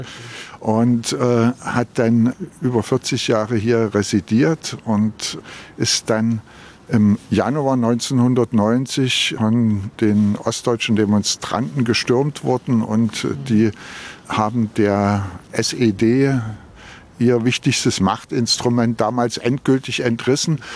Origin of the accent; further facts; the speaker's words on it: Berlin, Germany; ich komme aus Berlin